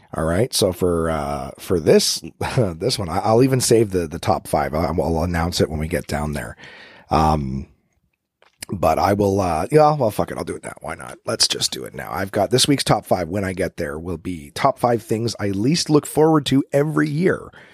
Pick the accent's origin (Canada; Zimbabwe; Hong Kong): Canada; now in Ottawa, Canada; I'm Canadian, coming at you live from the capital of the country.